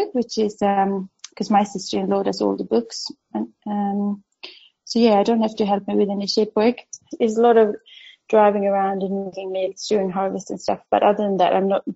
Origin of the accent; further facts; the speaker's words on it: Sweden; moved away as an adult; also born or lived in Stockholm, Sweden / Perth, Australia; now in Western Australia, Australia; when I was growing up in Sweden